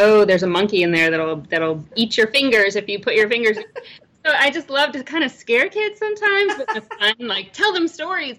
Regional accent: Virginia, United States; I'm born and raised in Virginia

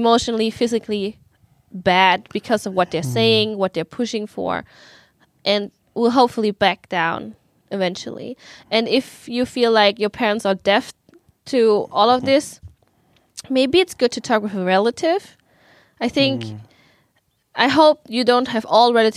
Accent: Germany; moved away; when I grew up in Germany, in the subculture of Vietnamese people

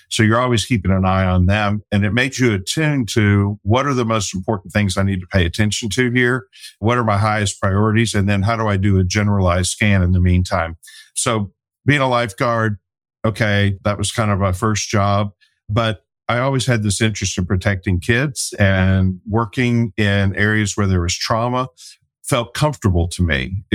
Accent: Detroit, Michigan, United States; born there; also born or lived in France / Germany / Texas / Kansas; I was born in Detroit, lived in France, Germany, Texas, Kansas, Virginia, New York and then moved to Arkansas to start sixth grade.

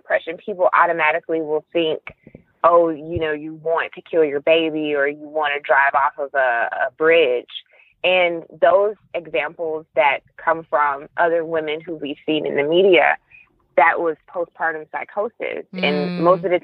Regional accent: Milledgeville, Georgia, United States; now in Atlanta, United States; I'm originally from Georgia. I was born in Milledgeville, Georgia.

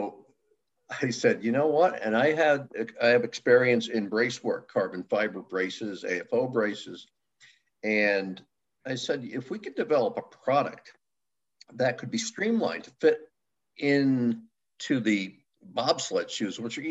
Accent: Milford, Connecticut, United States; Originally from Milford, Connecticut, born and raised

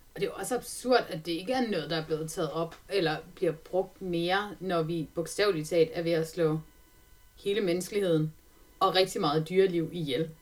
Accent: Denmark; jeg er fra Jylland

